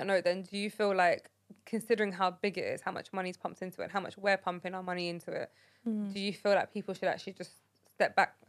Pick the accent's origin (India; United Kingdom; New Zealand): United Kingdom; it made me, like, grown up British, as you can see just there. It's the fact that we are British, but only when it suits, good enough.